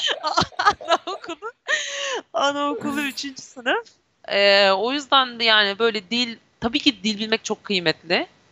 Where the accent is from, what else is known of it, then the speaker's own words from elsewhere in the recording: Turkey; ben Türk'üm.